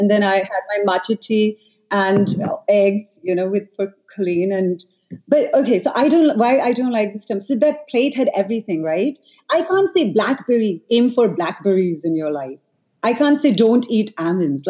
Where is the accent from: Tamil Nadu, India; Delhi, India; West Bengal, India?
Delhi, India; New Delhi; I grew up in Delhi